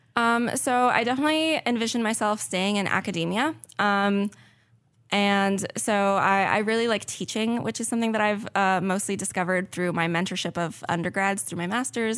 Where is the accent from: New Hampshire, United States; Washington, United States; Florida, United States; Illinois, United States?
Florida, United States; South; moved away as an adult; I'm originally from South Florida